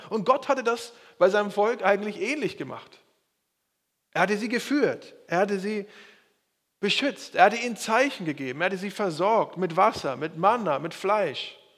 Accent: Schleswig-Holstein, Germany; ganz im Süden von Bayern und ich komme aus Schleswig-Holstein.

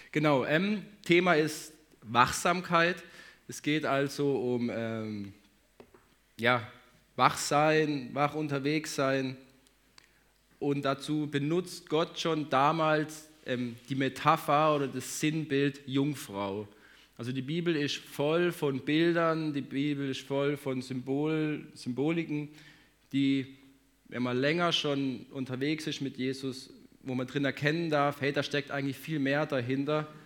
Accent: Hagen, North Rhine-Westphalia, Germany; Für alle, die mich jetzt noch nicht gesehen haben, hier, ähm, ich komme aus Hagen, wohne da mit meiner Frau, zwei Kindern.

